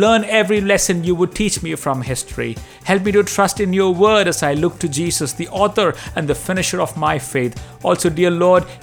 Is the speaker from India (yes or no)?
yes; Delhi, India; growing up in Delhi, I have seen my Hindu friends celebrate their festivals with pomp and show.